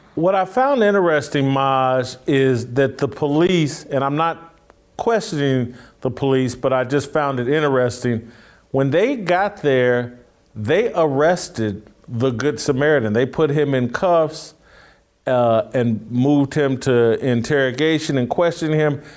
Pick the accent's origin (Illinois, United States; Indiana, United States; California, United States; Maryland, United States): Indiana, United States; near Greenwood; in my hometown, my home state, uh, Greenwood, Indiana